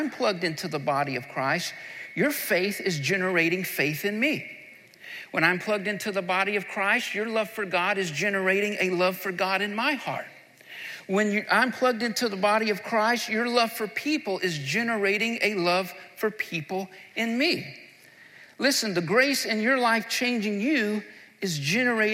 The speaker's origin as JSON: {"language": "English", "region": "the South", "country": "United States", "said": "I'm from the South, and we love barbecue where I'm from."}